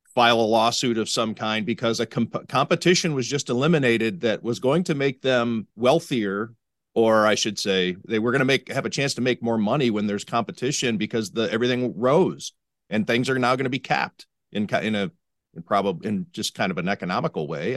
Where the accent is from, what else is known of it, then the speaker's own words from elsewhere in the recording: Cleveland, Ohio, United States; also born or lived in Las Vegas, Nevada; now in Buffalo, United States; my native Cleveland